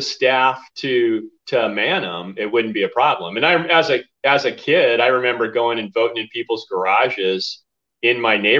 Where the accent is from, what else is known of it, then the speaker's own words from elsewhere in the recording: Garden Grove, California, United States; now in Arizona, United States; I was born in California.